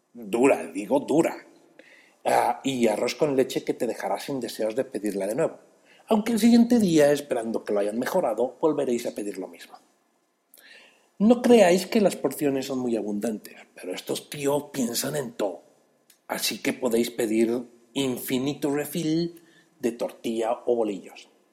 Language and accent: Spanish; Mexico City, Mexico; Esto es otro chilango sin chamba y yo soy ese chilango